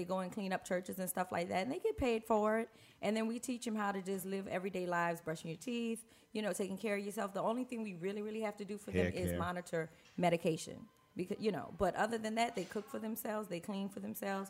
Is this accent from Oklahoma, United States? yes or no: no; Napoleonville, Louisiana, United States; also born or lived in New Orleans; I'm actually from Napoleonville, Louisiana.